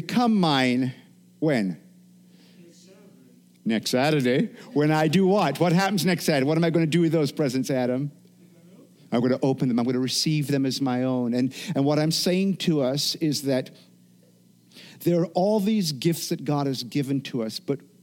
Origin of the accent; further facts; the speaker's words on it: Jamaica; moved away; From growing up in Jamaica